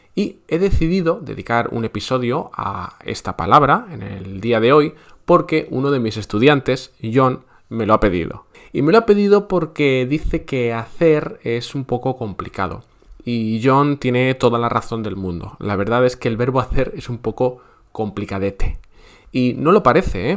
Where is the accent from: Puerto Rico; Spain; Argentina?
Spain